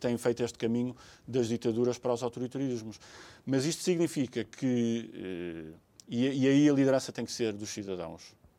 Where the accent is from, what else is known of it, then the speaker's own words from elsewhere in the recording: Portugal; enquanto portugueses